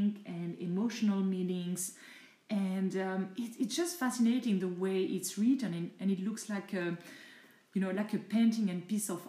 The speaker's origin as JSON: {"language": "English", "country": "France", "first_language": "French", "second_language": "English", "said": "I'm French, I'm not English speaker. So definitely I prefer to read in my mother tongue language, which is French"}